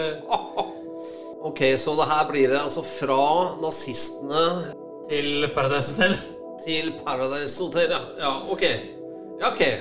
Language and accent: Norwegian; Stavanger, Rogaland, Norway; vi er fra Stavanger.